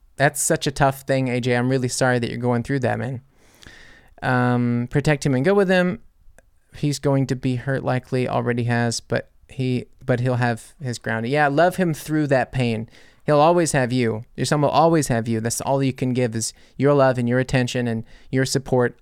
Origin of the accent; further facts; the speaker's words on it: United States; I'm American